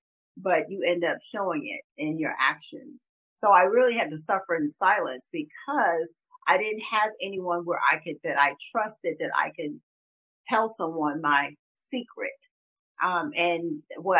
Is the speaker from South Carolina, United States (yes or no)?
yes; Pineville, South Carolina, United States; moved away as an adult; also born or lived in Charleston, South Carolina; now in Atlanta, United States; I've lived in Charleston, but I was raised in Pineville in Berkeley County.